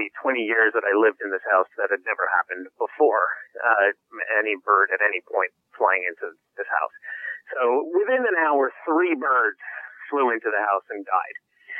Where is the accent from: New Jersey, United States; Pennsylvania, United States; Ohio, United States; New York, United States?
New York, United States; moved away as an adult; now in Los Angeles, United States; I'm a New Yorker by trade. Moved out to Los Angeles 4 years ago